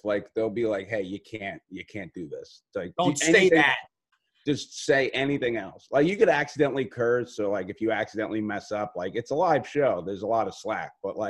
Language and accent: English; New York City, New York, United States; I am an Irish dude from Staten Island.